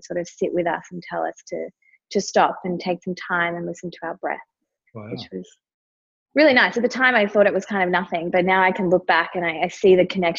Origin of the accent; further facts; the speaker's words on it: Melbourne, Victoria, Australia; I grew up in Melbourne